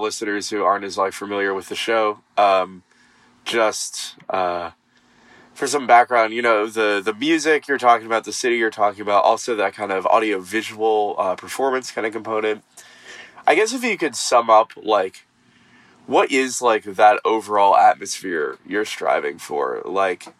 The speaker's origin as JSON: {"language": "English", "region": "Nevada", "country": "United States", "said": "I'm from a small town in Nevada."}